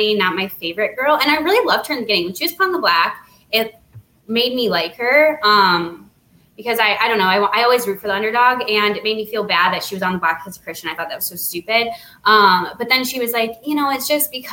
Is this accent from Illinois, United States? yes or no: yes; Naperville, Illinois, United States; she's from my hometown. We're both from Naperville.